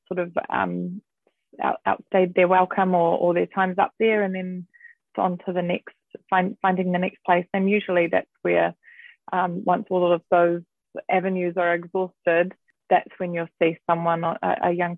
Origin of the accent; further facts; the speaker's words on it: Auckland, New Zealand; I was born and raised in South Auckland, Manurewa